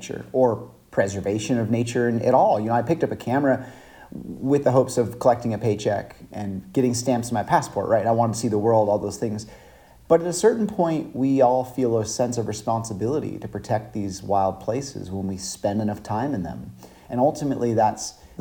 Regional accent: Five Cities, Central California, United States; I grew up in Central California, and I still live there today, actually. Small town called the Five Cities

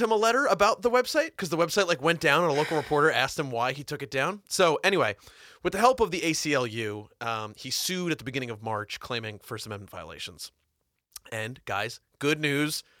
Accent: New Jersey, United States; I grew up in New Jersey

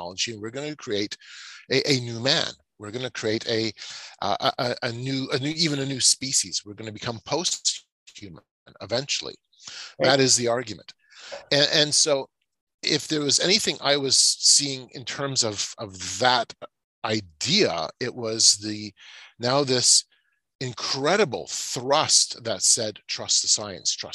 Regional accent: Canada; as a Canadian

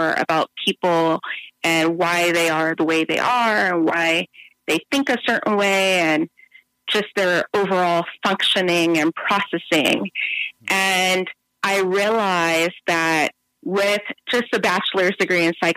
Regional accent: San Bernardino, California, United States; I am originally from San Bernardino, California. I grew up in a single-parent household, and if you know San Bernardino

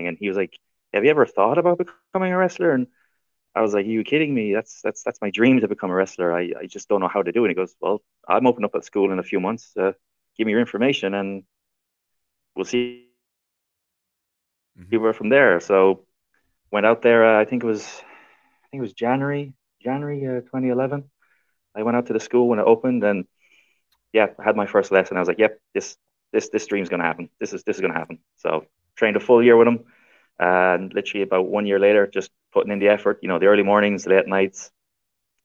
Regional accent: Ireland; I've wrestled for many, many promotions around my home country of Ireland.

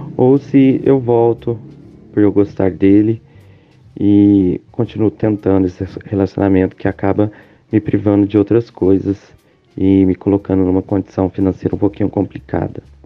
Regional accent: Minas Gerais, Brazil; sou de Minas Gerais

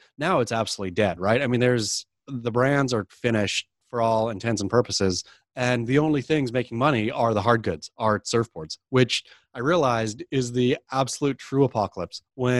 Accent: Oregon, United States; I mean, I suppose I grew up surfing in the Oregon coast.

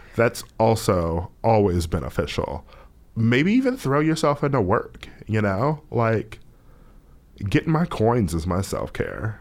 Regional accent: United States; as an American, specifically as an American of color

